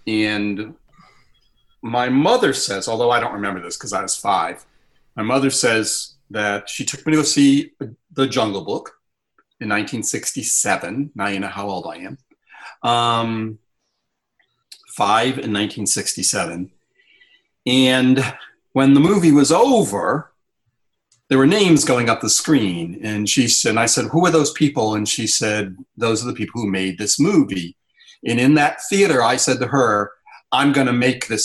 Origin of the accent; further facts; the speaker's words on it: Rhode Island, United States; I'm from Rhode Island